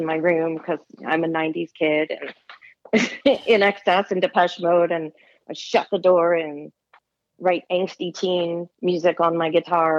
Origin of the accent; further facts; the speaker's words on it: Maryland, United States; Southern Maryland, in Lesby.